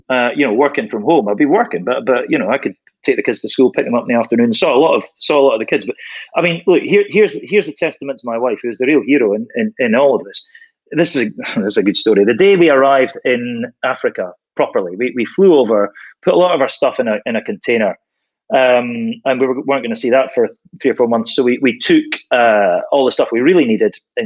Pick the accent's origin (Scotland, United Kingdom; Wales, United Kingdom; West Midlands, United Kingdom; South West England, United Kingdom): Scotland, United Kingdom; moved away as an adult; I came back to Scotland when my daughter hit high school age.